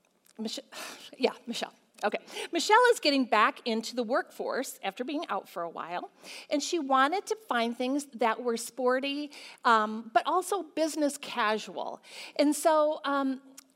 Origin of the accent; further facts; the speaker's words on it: Michigan, United States; we're from Michigan and we have to wear coats a lot